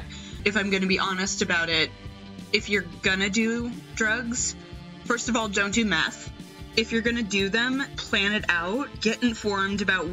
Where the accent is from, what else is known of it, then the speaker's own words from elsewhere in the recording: Southern California, United States; also born or lived in San Bernardino County, California; I grew up a little bit north, but I was born here in Southern California, and it's where my whole family is from.